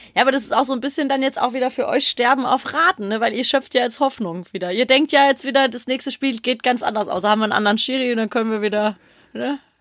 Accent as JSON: {"language": "German", "town": "Frankfurt", "region": "Hesse", "country": "Germany", "said": "wir haben ja als Frankfurter"}